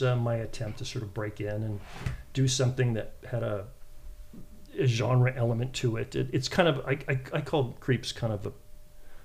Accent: San Francisco Bay Area, California, United States; I grew up in the San Francisco Bay Area

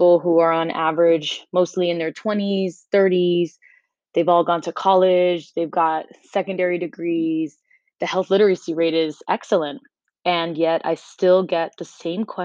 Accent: Miami, Florida, United States; moved away as an adult; also born or lived in North Carolina; now in New York City, United States; I grew up in Miami. I'm 100% Cuban, but of course I am slightly Americanized

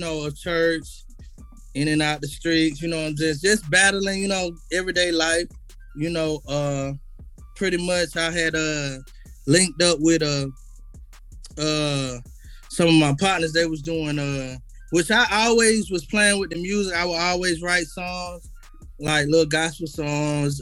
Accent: Atlanta, Georgia, United States; I was born East Atlanta, Grady baby, you know what I'm saying? I was pretty much raised on the east side

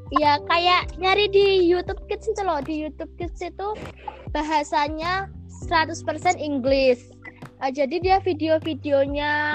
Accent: Bali, Indonesia; also born or lived in Bengkulu / Blitar; aku besar di Bali

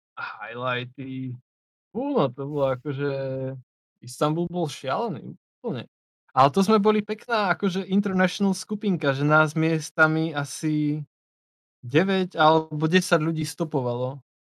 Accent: Slovakia; skade som, a že zo Slovenska

